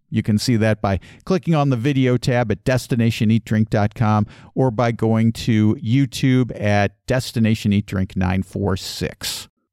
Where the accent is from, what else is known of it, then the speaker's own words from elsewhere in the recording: Midwest, United States; I grew up in the Midwest